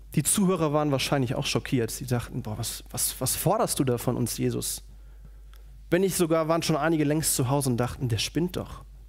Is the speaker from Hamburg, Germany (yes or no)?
no; Radevormwald, North Rhine-Westphalia, Germany; moved away; Ich komme aus Rado vom Wald, das liegt bei Wuppertal